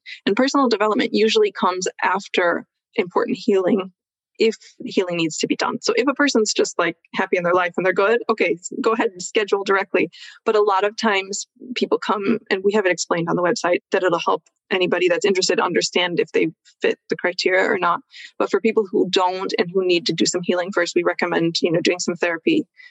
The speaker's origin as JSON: {"language": "English", "country": "United States", "tie": "born or raised there", "moved": "as an adult", "lives_now": "Switzerland", "said": "I grew up in America, so there is that background for me, but I've lived over here for a long time."}